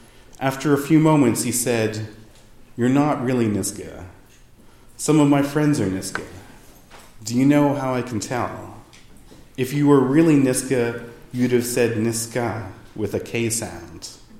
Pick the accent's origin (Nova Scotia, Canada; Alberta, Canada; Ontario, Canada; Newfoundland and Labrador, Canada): Ontario, Canada; also born or lived in Vancouver, British Columbia; now in Edmonton, Canada; I wasn't born in Kinkolith. I was born in Vancouver, moved when I was very young, and essentially grew up in Ontario. But does that make me less Nishka?